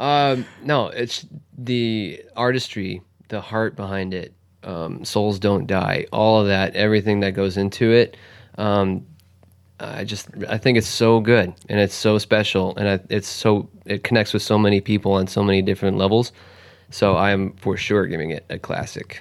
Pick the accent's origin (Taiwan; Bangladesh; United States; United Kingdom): United States; Wisconsin; I'm from Wisconsin